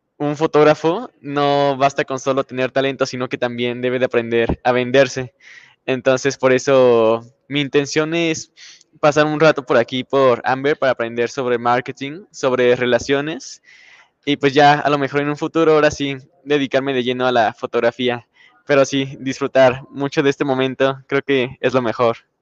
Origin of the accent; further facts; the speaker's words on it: Irapuato, Guanajuato, Mexico; nosotros empezamos prácticamente desde que estábamos pequeños, casi desde la cuna con la música. Entonces, nuestra abuelita sobre todo fue la que nos impulsó ya después ahí tuvimos buenos maestros. Empezamos ahí en Irapuato